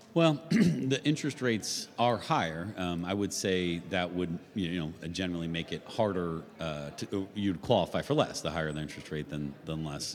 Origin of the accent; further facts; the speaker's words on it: Vero Beach, Florida, United States; I born and raised in Vero Beach.